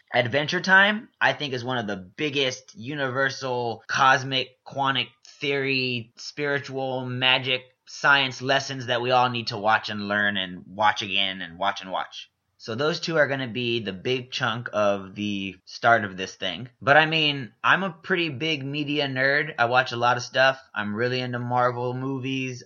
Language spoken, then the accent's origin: English; Houston, Texas, United States; I'm originally from Houston, Texas. Whoop, whoop. H Town.